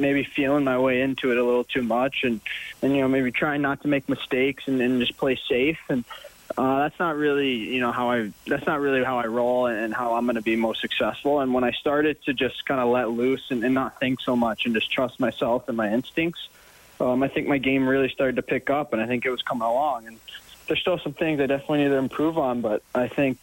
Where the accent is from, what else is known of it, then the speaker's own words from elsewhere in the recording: Dallas, Texas, United States; moved away as an adult; also born or lived in Denver, Colorado; now in Edmonton, Canada; I was born in Dallas, and then my dad played for the Nuggets. So I lived in Denver till I was about 7, then went back to Dallas for the rest of my childhood